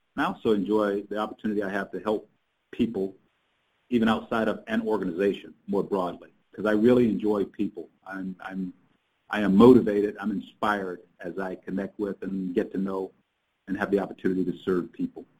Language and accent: English; South Carolina, United States; I grew up in South Carolina